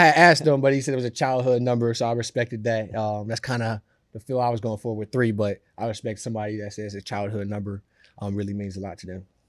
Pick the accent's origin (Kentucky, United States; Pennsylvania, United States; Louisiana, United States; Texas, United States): Pennsylvania, United States; Pittsburgh; now in New York, United States; I'm from Pittsburgh